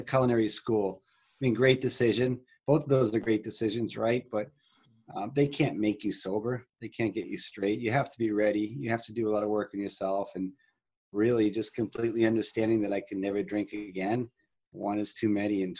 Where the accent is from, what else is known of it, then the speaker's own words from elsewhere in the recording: Boston, Massachusetts, United States; moved away as an adult; also born or lived in Belmont, Massachusetts; now in Arizona, United States; I was born and raised in Boston. I lived there for the first 34 years of my life